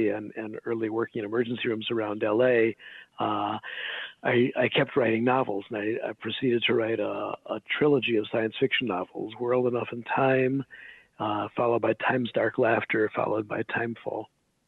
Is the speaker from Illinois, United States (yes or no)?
yes; Des Plaines, Illinois, United States; also born or lived in Hyde Park, Chicago; my parents brought me up in Hyde Park on the south side for my early childhood, and then we moved to Des Plaines when I was 7 or something